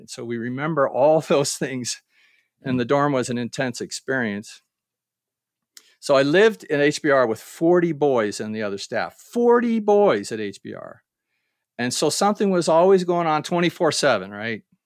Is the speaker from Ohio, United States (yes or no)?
yes; Ohio, United States; moved away as an adult; my hometown in Ohio